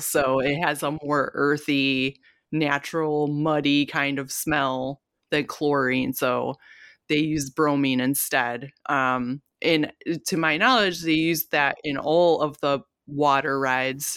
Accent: Detroit, Michigan, United States; we're from Detroit

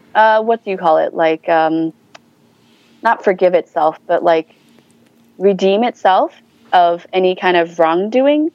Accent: New Hampshire, United States; moved away as an adult; also born or lived in Kunming, China / Wisconsin; now in Seattle, United States; I grew up in a small town in New Hampshire, so New England, um, mm-hmm. and I spent ma- the majority of my life there

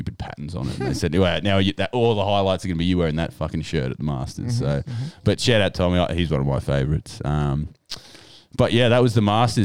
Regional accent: Ireland; As a proud Irishman here

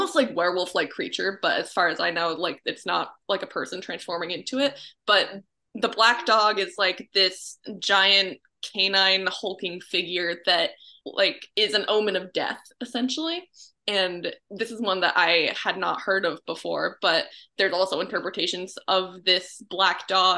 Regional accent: Gray, Maine, United States; my hometown is called Gray. It's in Maine, about 20 minutes or like a half hour north of Portland

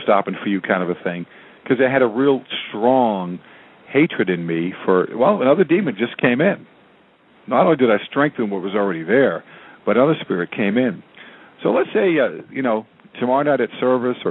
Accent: New England, United States; I grew up in New England

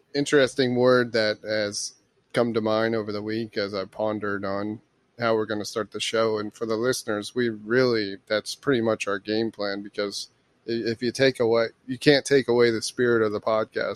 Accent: Florida, United States; moved away; I was born in Florida.

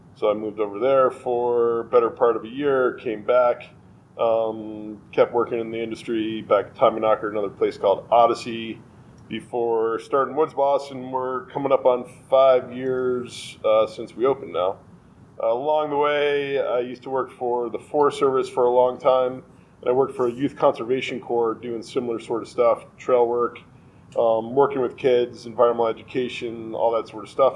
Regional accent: Westchester, New York, United States; moved away as an adult; also born or lived in White Plains, New York / Ardsley, New York / Chappaqua, New York / Boulder, Colorado; now in Colorado, United States; I'm originally a New Yorker, actually. Um, I grew up in Westchester, born in White Plains

